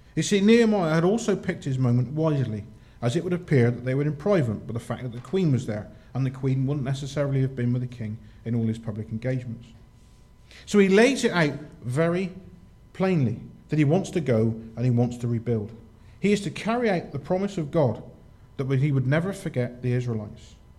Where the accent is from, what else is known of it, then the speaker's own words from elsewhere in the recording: United Kingdom; we're British